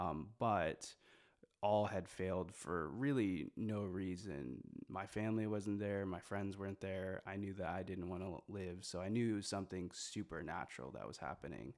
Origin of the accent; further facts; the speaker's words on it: Moline, Illinois, United States; moved away as an adult; also born or lived in Busan, South Korea; now in Evansville, United States; I'm from Moline, which is one of the major cities in that, in that grouping. Um, I've, I was originally born in, uh, Korea, in Busan